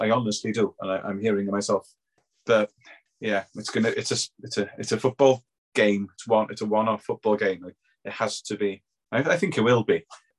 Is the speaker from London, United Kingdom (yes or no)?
no; Wales, United Kingdom; not just because we're Welsh